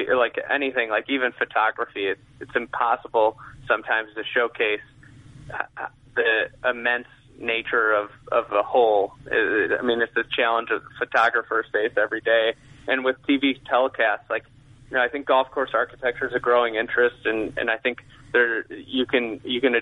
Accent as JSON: {"language": "English", "town": "Lake Bluff", "region": "Illinois", "country": "United States", "tie": "born or raised there"}